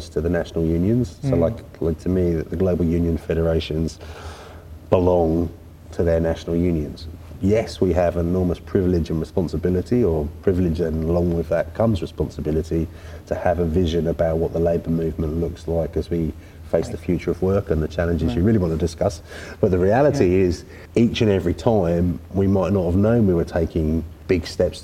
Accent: London, United Kingdom; I was born in South London

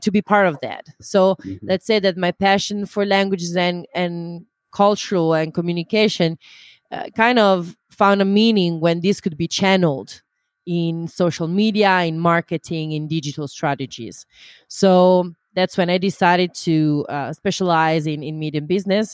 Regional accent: Italy; now in Amsterdam, Netherlands; I come originally from Italy

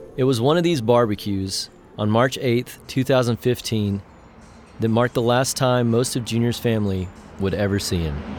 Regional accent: Andrews, Texas, United States; my hometown of Andrews

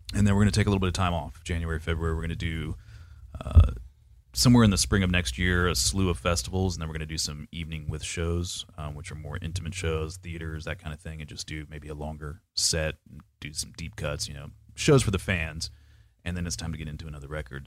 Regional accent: Panama City, Florida, United States; now in Jacksonville, United States; I grew up in Panama City, Florida, and we were known for our paper mill smell

